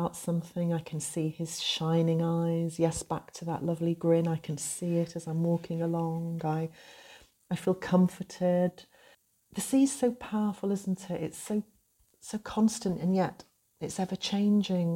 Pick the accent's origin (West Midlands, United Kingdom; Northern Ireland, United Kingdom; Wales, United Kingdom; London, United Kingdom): Wales, United Kingdom; North; moved away as an adult; I grew up here in North Wales